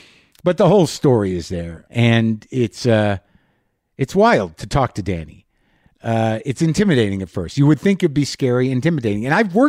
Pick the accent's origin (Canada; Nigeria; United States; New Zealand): United States; Albuquerque, New Mexico; I'm broadcasting from Los Poblanos. Los Poblanos is in New Mexico, Albuquerque, the historic inn and organic farm just down the street from where I grew up.